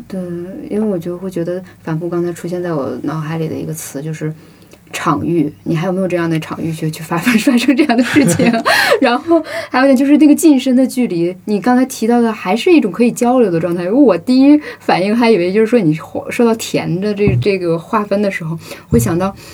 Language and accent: Chinese; Northeast China, China; accent: Northeast; now in Beijing, China; 我的口音还是东北口音，但是已经缺少了一点儿东北的灵魂